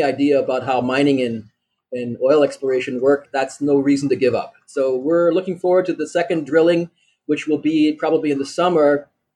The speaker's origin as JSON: {"language": "English", "town": "Lancaster", "region": "Pennsylvania", "country": "United States", "also_born_or_lived": "Germany / Austria / Beirut, Lebanon", "moved": "yes", "lives_now": "Byblos, Lebanon", "said": "I'm originally from the U.S. I'm from Lancaster, Pennsylvania"}